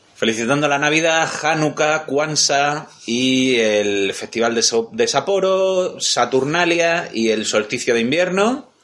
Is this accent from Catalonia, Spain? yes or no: no; Andalusia, Spain; Somos de Andalucía.